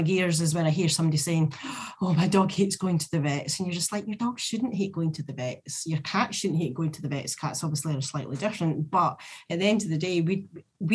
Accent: Scotland, United Kingdom; we're Scottish

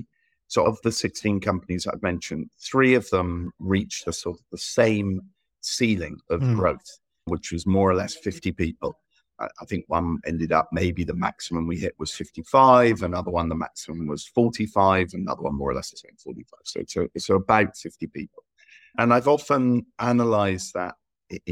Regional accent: England, United Kingdom; also born or lived in Malta; now in Spain; I'm English by nationality. Ended up living in Southern Europe. So I lived between Spain and Malta

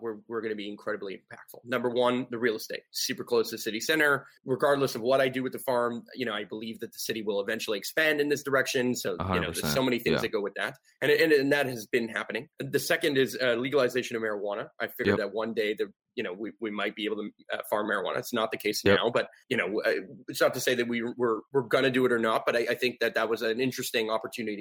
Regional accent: United States; I grew up in suburbia. I grew up in like white picket fence, like neighborhood, like, you know what I mean? Like I grew up in like the most normal, typical American dream style type of neighborhood.

